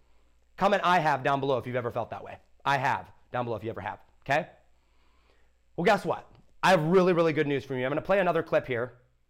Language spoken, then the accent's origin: English; Ohio, United States; dude, I'm from Ohio. I grew up in a great school. I grew up with great parents.